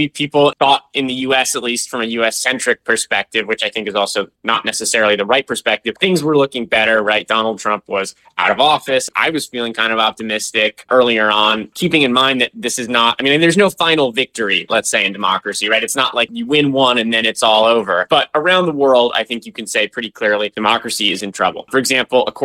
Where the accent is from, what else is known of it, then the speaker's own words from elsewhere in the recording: Santa Monica, California, United States; I'm from Santa Monica